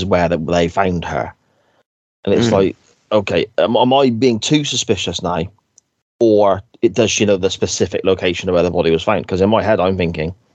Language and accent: English; Gloucester, South West England, United Kingdom; I am from Gloucester